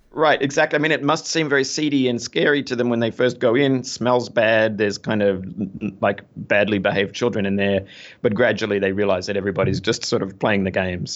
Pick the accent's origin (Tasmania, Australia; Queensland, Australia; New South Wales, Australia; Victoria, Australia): Victoria, Australia; Melbourne; moved away as an adult; now in New York City, United States; I am Australian. I was, uh, bo-, born and raised in, uh, in Melbourne, Australia.